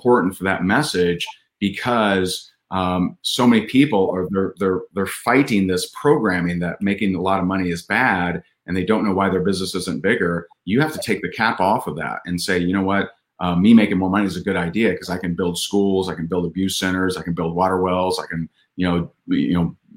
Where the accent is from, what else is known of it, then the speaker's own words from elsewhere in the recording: Indiana, United States; in my home state of Indiana